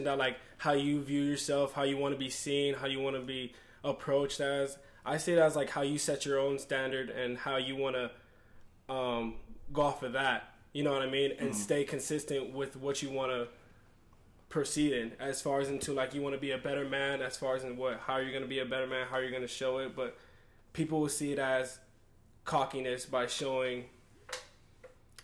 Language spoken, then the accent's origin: English; Los Angeles, California, United States; I'm from L.A.